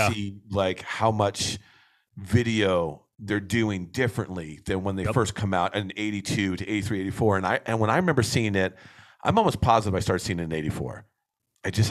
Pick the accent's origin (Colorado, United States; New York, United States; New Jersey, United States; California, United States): New Jersey, United States; moved away; growing up back east, we're both from Jersey